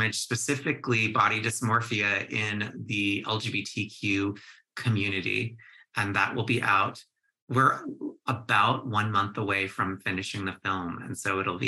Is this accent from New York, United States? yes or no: no; Michigan, United States; I grew up in Michigan